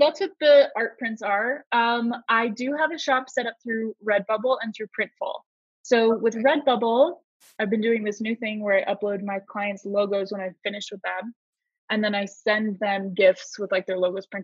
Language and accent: English; Southern California, United States; I'm from Southern California